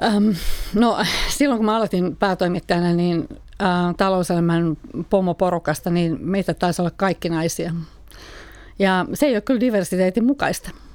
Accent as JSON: {"language": "Finnish", "country": "Finland", "moved": "yes", "said": "mä edustan kuitenkin sitä ikäpolvea, jota on Suomessa paljon, jolla ei ole opittu sijoittamista kotona"}